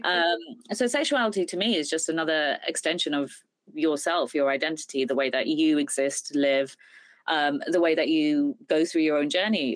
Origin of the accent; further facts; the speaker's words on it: United Kingdom; I'm British Indian